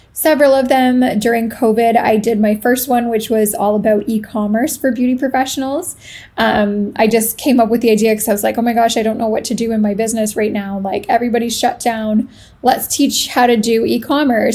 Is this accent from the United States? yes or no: no; Canada; moved away as an adult; now in Italy; I am Canadian. I live in Italy as of August of this year